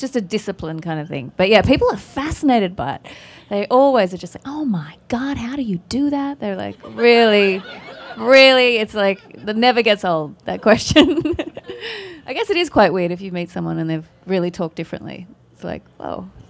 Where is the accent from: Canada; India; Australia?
Australia; accent: Australian; It's my Australian accent